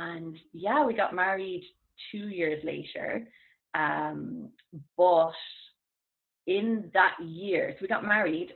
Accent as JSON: {"language": "English", "country": "Ireland", "said": "as Irish people"}